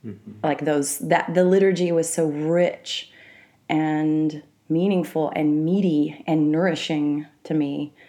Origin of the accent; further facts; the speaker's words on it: Mississippi River Delta, Louisiana, United States; also born or lived in Arkansas; I grew up in the Mississippi River Delta. Half of my growing up, I would call in Arkansas, and half of it in Louisiana, right in the agricultural community of the Mississippi River Delta.